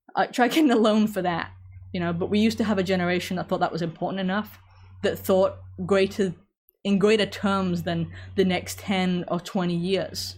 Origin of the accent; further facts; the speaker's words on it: England, United Kingdom; moved away; growing up in England